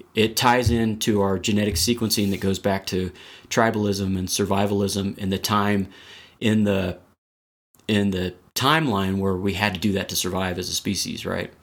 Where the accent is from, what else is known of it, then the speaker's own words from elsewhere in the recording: Texas, United States; moved away as an adult; now in Colorado, United States; I'm originally from Texas. I've been out here in Colorado for about ten or eleven years